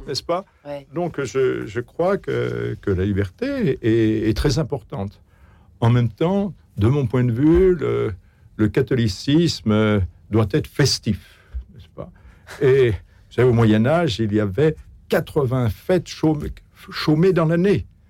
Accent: France; je, crois qu'on est français

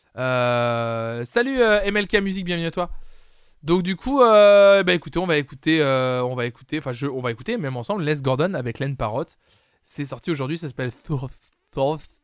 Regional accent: France; chez nous en France

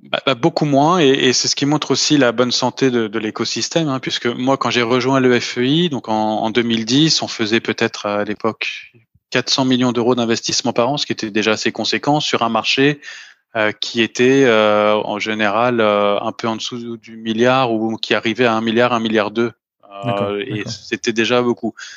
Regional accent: Paris, Île-de-France, France; moved away as an adult; now in Luxembourg; je suis né, j'ai grandi et j'ai toujours travaillé à Paris

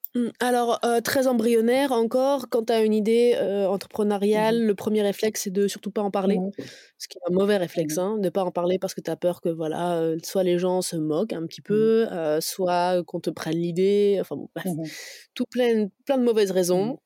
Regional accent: Dijon, Bourgogne-Franche-Comté, France; je viens de Dijon à la base

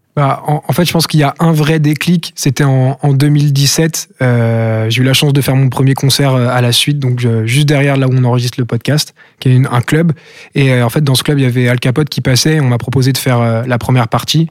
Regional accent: Brest, Brittany, France; je me considère plus comme brestois que comme breton

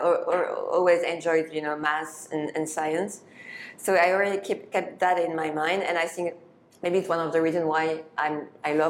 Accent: Paris, Île-de-France, France; grew up in Paris

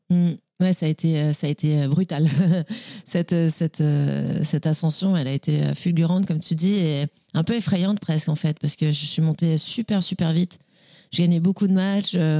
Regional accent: Nice, Provence-Alpes-Côte d'Azur, France; also born or lived in Le Cannet; je suis née à Nice, j'ai grandi à Nice

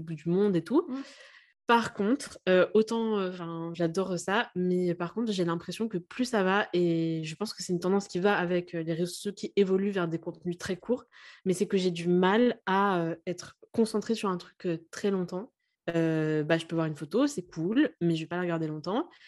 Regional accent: Lille, Hauts-de-France, France; moved away; je viens, enfin je suis née à Lille à la base

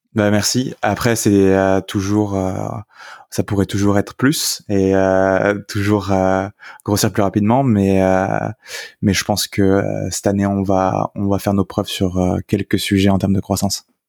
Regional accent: south-west France, France; moved away as an adult; also born or lived in Paris / Ireland / United Kingdom; je suis originaire du sud-ouest de la France, donc campagne, campagne

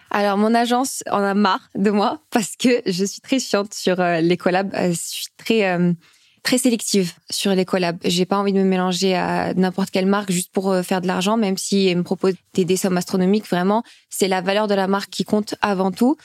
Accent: Nice, Provence-Alpes-Côte d'Azur, France; moved away as an adult; also born or lived in Oran, Algeria; now in Paris, France; j'ai d'abord habité avec euh, ma tante et mes cousins euh, à Nice.

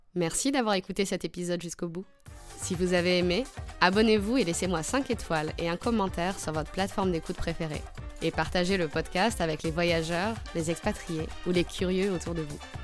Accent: France; Je suis née en France, mais toute mon enfance, j'ai été bercée par les histoires de Tunisie

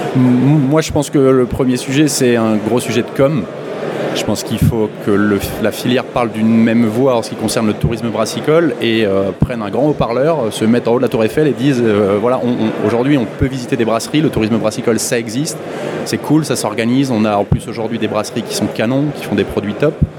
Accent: Lille, Hauts-de-France, France; je suis de Lille

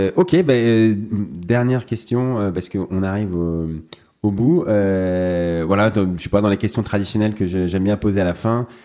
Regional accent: France; chez nous en France

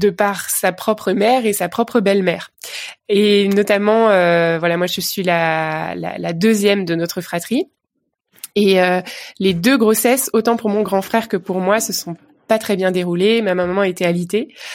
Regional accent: Vogelsheim, Grand Est, France; moved away as an adult; now in Bordeaux, France; En Alsace. Voilà, je suis, je suis une pure Alsacienne

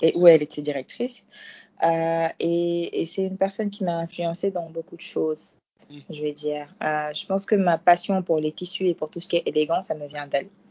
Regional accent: Dakar, Senegal; French is a second language; je suis sénégalaise

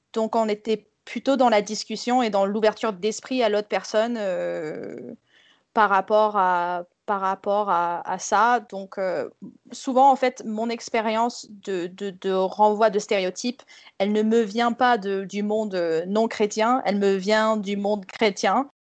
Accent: United States; moved away; je suis née aux États-Unis dans une famille Southern Baptist

